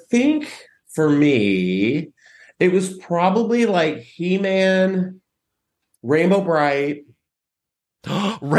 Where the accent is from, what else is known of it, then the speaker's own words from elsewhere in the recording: San Antonio, Texas, United States; moved away; I was growing up in Texas